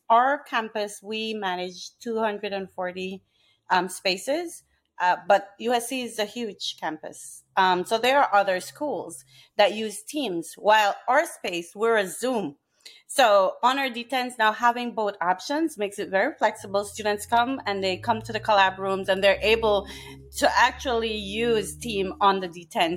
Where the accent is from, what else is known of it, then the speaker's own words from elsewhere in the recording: Belize; moved away; I'm from Belize